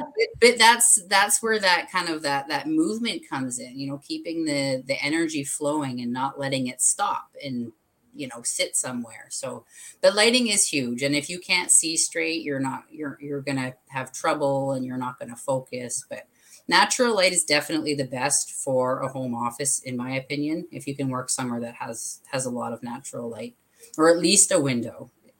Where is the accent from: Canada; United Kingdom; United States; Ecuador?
Canada; Alberta; now in Vancouver Island, Canada; I came from Alberta to Vancouver Island about 10 years ago. So from the mountains to the water.